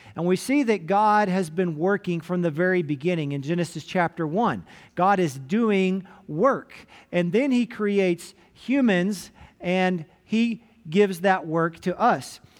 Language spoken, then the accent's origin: English; Gruver, Texas, United States; moved away; my hometown of Groover, Texas, up in Hansford County